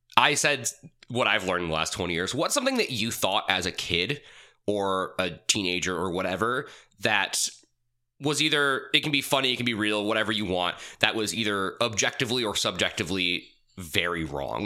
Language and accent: English; United States; as an American